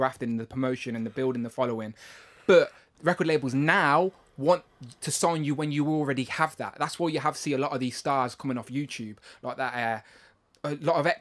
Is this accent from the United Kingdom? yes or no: yes; Coventry, West Midlands, United Kingdom; We're from Coventry